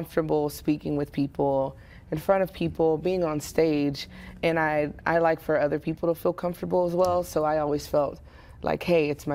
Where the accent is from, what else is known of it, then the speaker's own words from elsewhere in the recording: Waco, Texas, United States; I grew up here in Waco. I went to Alta Vista, then Carver, then Waco High, and graduated there